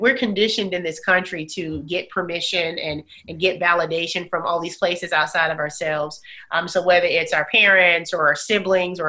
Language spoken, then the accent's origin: English; Bessemer, Alabama, United States; I grew up in Bessemer, Alabama, single mom